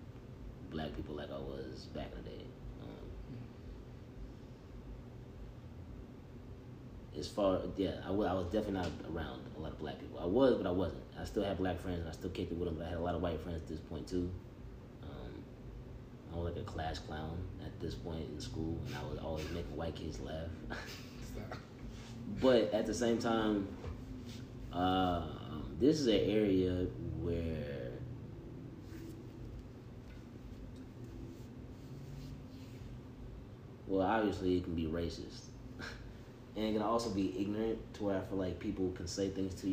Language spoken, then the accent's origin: English; Johnson City, Tennessee, United States; I am from John City.